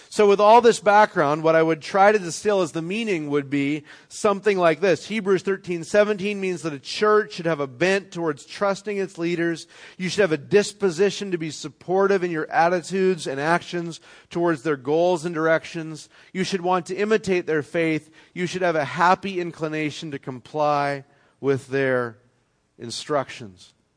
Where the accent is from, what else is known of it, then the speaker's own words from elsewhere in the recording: Canada; moved away; I'm from Canada